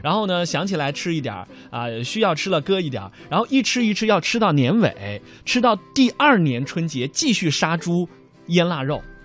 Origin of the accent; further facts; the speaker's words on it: Xiangxi, Hunan, China; 提到我的家乡湖南的湘西的话呢，大家首先可能想到的是沈从文先生笔下的边城啊